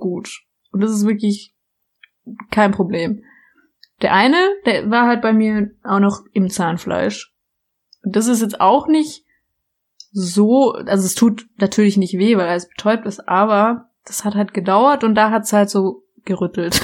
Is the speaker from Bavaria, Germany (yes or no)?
no; Baden-Württemberg, Germany; ich komme aus Baden-Württemberg